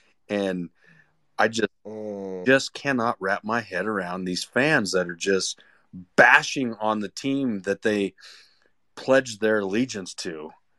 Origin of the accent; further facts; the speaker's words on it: Wyoming, United States; Well, okay, so again, I'm from Wyoming.